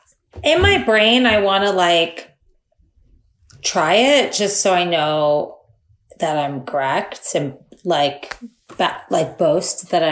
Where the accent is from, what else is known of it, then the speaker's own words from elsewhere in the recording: Florida, United States; I'm from Florida.